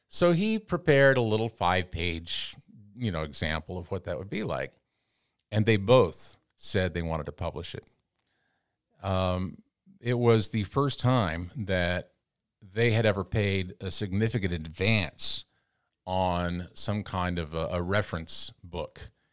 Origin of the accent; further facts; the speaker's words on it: Canyon, Texas, United States; moved away as an adult; also born or lived in New York City / Los Angeles; now in Columbia, United States; I left my hometown in Texas in 1984, 86, I guess it was